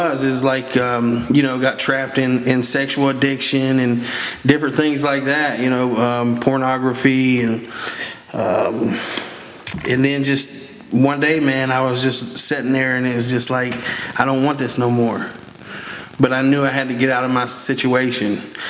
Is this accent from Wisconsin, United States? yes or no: no; West Virginia, United States; I'm originally from West Virginia.